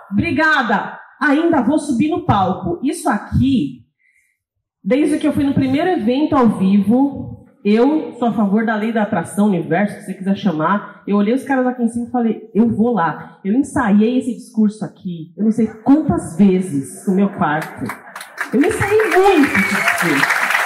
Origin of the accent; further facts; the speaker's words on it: São Paulo, Brazil; Eu sou de São Paulo.